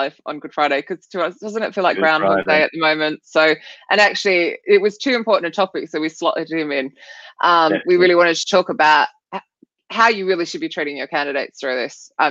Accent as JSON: {"language": "English", "country": "Australia", "said": "I'm Australian"}